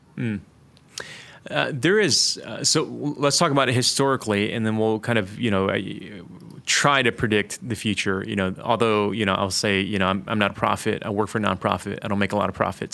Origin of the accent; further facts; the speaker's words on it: Detroit, Michigan, United States; moved away as an adult; also born or lived in Toronto; I grew up in inner city Detroit.